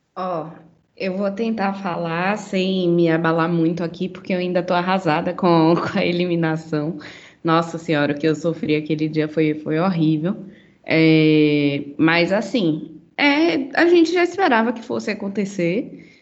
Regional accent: Salvador, Bahia, Brazil; now in São Paulo, Brazil; sou baiana, sou da terra de formiga

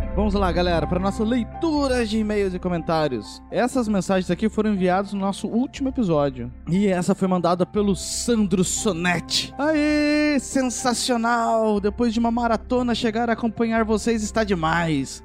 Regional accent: Rio de Janeiro, Brazil; moved away as an adult; now in Curitiba, Brazil; vim lá do Rio de Janeiro, pra cá pra Curitiba

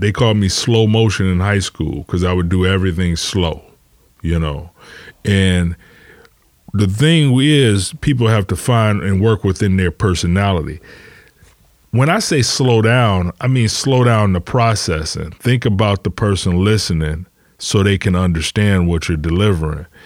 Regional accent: Detroit, Michigan, United States; I'm from Detroit

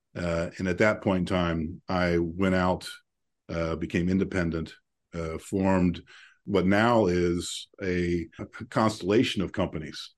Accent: Central Ohio, United States; I grew up here in Central Ohio, a family of seven kids

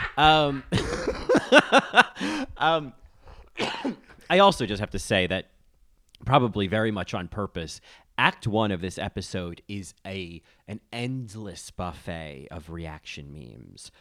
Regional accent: United States; as an American

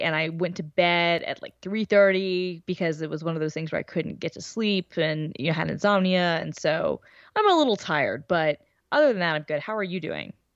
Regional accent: the South, United States; I'm from the South

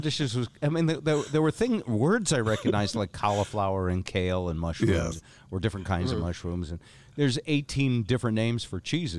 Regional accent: United States; also born or lived in North Bend / Vermont; I'm a guy from North Bend and from Vermont

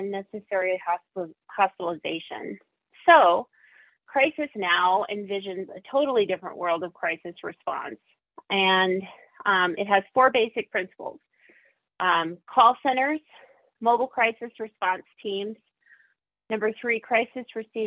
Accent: Montana, United States; In my home state

